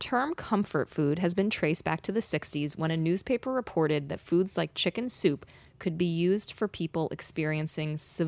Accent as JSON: {"language": "English", "region": "New Jersey", "country": "United States", "said": "It pains me to put this in there because I am from New Jersey, partially."}